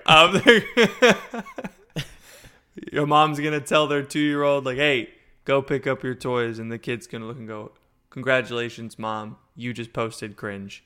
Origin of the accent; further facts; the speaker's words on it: Florida, United States; I'm from Florida